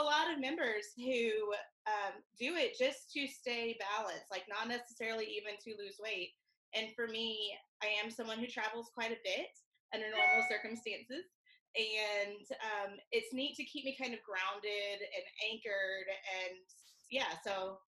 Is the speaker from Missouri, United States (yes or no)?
yes; Missouri, United States; now in Winter Garden, United States; I'm originally from Missouri, and I love where I'm from.